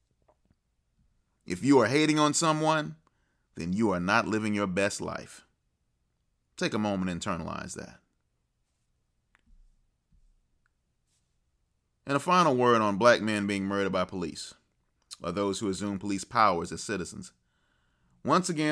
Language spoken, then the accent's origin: English; United States; I'm American through and through.